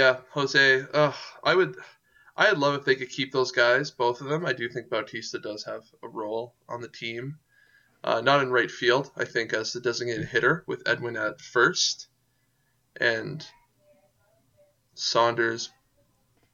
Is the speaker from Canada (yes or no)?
yes; Canada; we're also Canadian